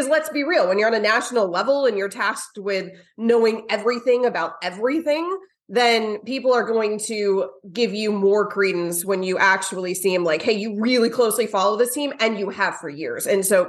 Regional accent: Florida, United States; I didn't grow up watching the Dolphins at all. I mean, I grew up in Bucks territory.

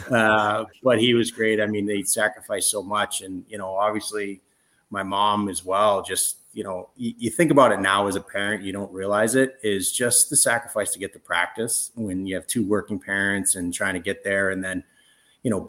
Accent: Rochester, New York, United States; growing up in Rochester, it was so cold and it snowed so much

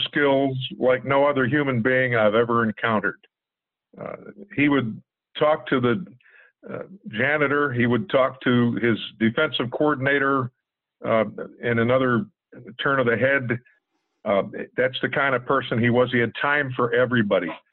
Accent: Pittsburgh, Pennsylvania, United States; in the Garfield section, I grew up on Fort Pitt Hill. And at night, we could see the, the light standards at Forbes Field

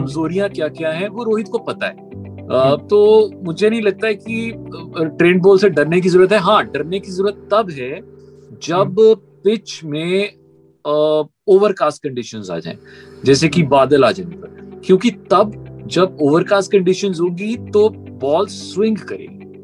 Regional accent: India; मैं इंडियन हूं

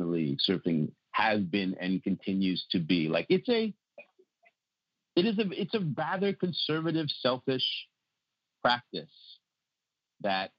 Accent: North County, California, United States; also born or lived in North Shore; we grew up together in North County

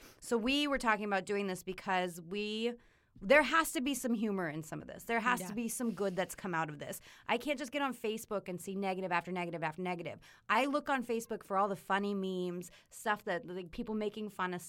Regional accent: Colorado, United States; But I grew up in Colorado. I was there my entire life.

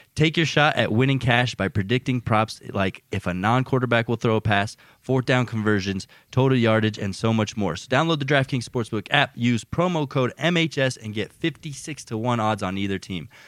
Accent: United States; as an American

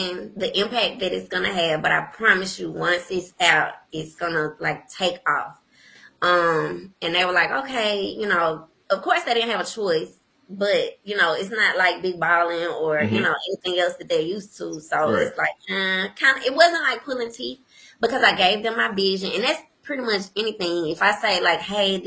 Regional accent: Jackson, Mississippi, United States; also born or lived in New York; growing up in Jackson, Mississippi

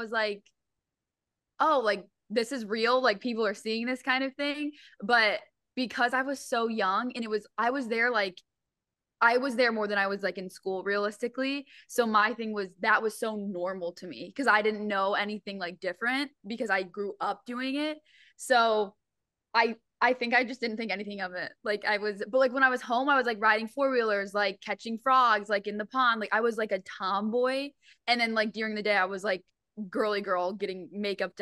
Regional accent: Syracuse, New York, United States; I'm from Syracuse, New York. So we're like 3 hours from the city.

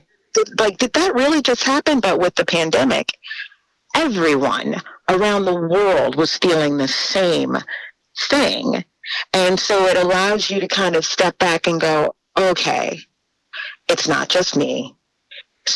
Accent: New Orleans, Louisiana, United States; moved away as an adult; was born and raised in New Orleans.

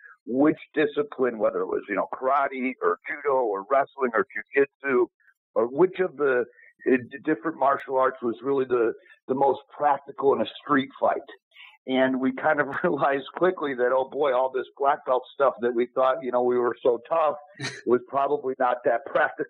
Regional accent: Arlington Heights, Illinois, United States; also born or lived in Long Grove, Illinois / Chicago; I grew up in Arlington Heights, and then my family moved to Long Grove.

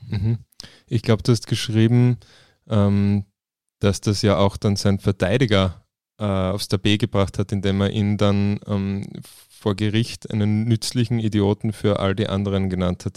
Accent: Klagenfurt, Carinthia, Austria; bei uns in Klagenfurt

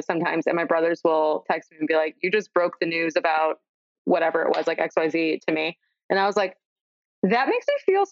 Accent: Mundelein, Illinois, United States; now in Chicago, United States; I say I'm from Chicago because if I told you I was from Mundelein, nobody would know where that is, but that's northern suburbs. So from the suburbs, but I live in the city now

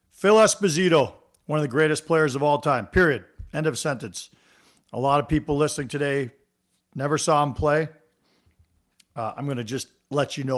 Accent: Toronto, Ontario, Canada; I grew up in Toronto.

